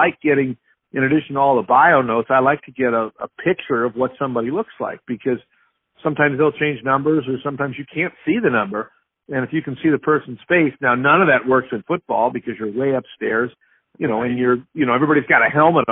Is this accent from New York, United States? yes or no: no; Stockton, California, United States; moved away as an adult; also born or lived in Georgia; now in Idaho, United States; I grew up in California, Stockton, California